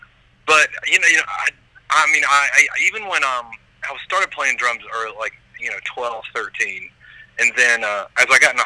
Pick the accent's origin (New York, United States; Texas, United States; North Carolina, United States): North Carolina, United States; Albemarle; I'm actually from Charlotte, well, right outside of Charlotte, North Carolina, a little town called Albemarle